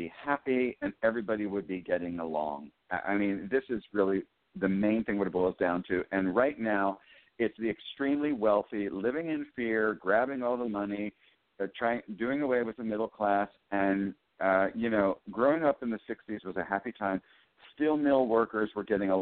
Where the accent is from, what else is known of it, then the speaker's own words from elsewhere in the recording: Western Pennsylvania, United States; growing up in Western Pennsylvania